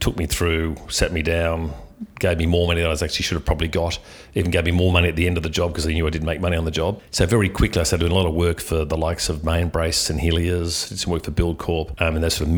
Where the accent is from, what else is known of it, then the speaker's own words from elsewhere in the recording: Sydney, New South Wales, Australia; I was born in Sydney. I grew up in Killarney Heights on the northern beaches.